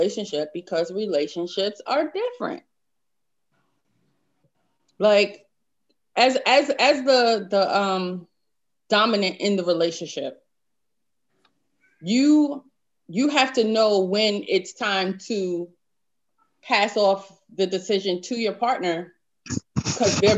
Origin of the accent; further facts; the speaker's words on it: New York City, New York, United States; Growing up in New York City, Harlem